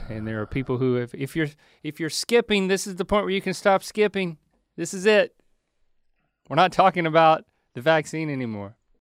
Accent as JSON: {"language": "English", "region": "North Carolina", "country": "United States", "tie": "born or raised there", "moved": "yes", "said": "our home state"}